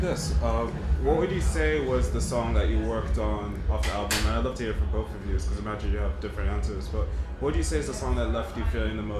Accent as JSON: {"language": "English", "region": "London", "country": "United Kingdom", "tie": "born or raised there", "said": "I was raised a bit in London, so that to say that means the world to me."}